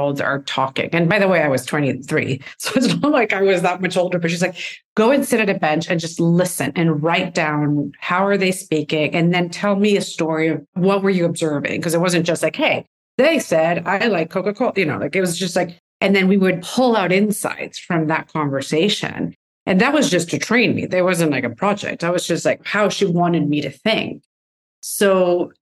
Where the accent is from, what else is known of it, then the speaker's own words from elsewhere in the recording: Venezuela; moved away; I'm from Venezuela, and I went to college there